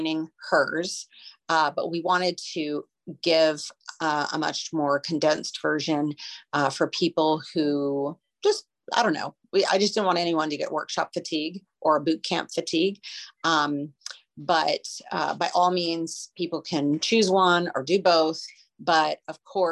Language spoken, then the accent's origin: English; Beaumont, Texas, United States; I grew up in Beaumont, just a few miles away